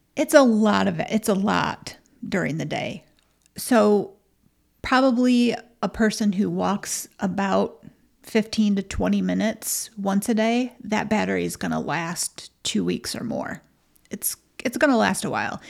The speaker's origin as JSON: {"language": "English", "region": "Michigan", "country": "United States", "said": "we're so from Michigan."}